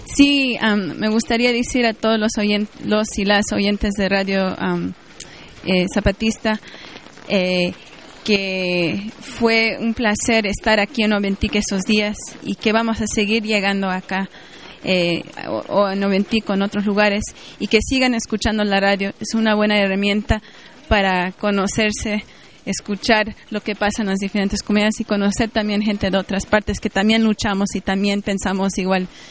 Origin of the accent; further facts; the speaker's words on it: Mexico; now in Vancouver, Canada; Yo vivo, radico en Vancouver, Canadá, pero también soy mexicana